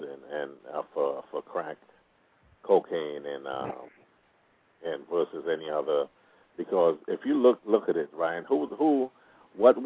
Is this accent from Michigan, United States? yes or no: yes; Detroit, Michigan, United States; also born or lived in Caribbean; now in Oklahoma, United States; I was brought up in Detroit